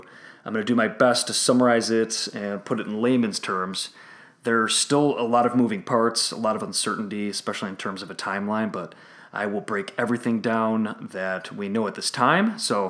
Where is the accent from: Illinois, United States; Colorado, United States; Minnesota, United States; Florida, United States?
Illinois, United States; my home state, Illinois